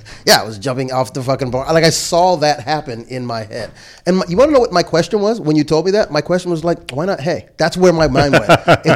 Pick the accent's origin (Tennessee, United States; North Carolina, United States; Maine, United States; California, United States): California, United States; born there; My first amusement park memory, because I was born in California